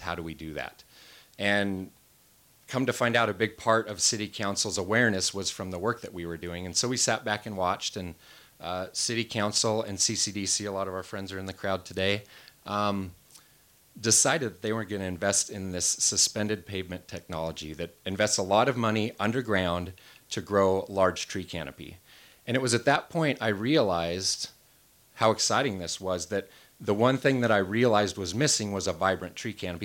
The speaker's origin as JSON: {"language": "English", "town": "Wenatchee", "region": "Washington", "country": "United States", "tie": "born or raised there", "also_born_or_lived": "Seattle", "said": "I moved out of Wenatchee, went off to college, eventually got married, and I was working as a wildland firefighter and land manager and really enjoying my hometown again, moved back home"}